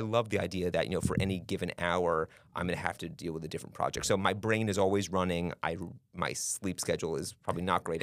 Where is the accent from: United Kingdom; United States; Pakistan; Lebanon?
United States; New York City, New York; moved away as an adult; also born or lived in New Hampshire; now in Polk County, Florida, United States; I'm from Manhattan Island, so born and raised